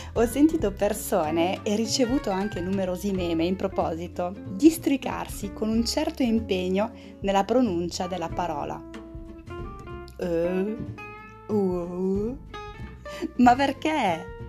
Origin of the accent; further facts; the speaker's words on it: France; Italian is a second language; moved away as an adult; also born or lived in Italy; da francese